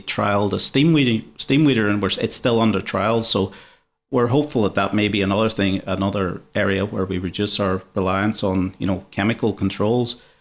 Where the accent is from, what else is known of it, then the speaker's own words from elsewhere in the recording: Ireland; moved away as an adult; now in Sydney, Australia; I'm not originally from Australia, so when I was, uh, back in Ireland, I was pretty much in the construction industry